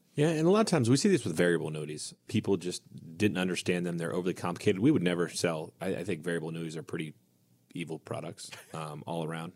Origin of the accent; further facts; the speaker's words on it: United States; growing up on Indian Lake